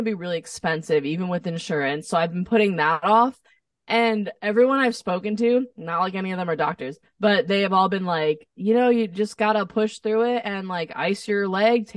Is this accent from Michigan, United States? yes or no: no; New Jersey, United States; moved away as an adult; also born or lived in Nashville; now in Los Angeles, United States; I'm from New Jersey